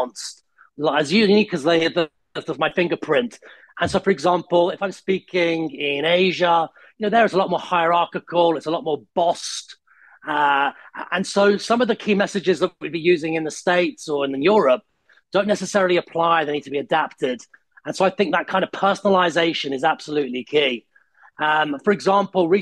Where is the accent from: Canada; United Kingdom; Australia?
United Kingdom; also born or lived in Italy; when I go back to Italy, I'm still British.